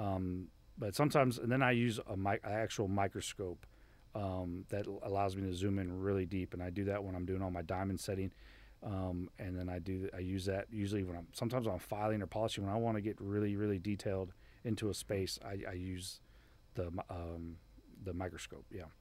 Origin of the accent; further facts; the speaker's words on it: Miami, Florida, United States; moved away; growing up in Miami was awesome